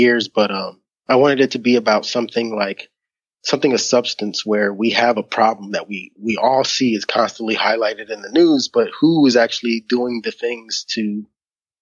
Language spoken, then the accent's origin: English; Philadelphia, Pennsylvania, United States; moved away; I was born and raised in Philadelphia, Pennsylvania, in the United States of America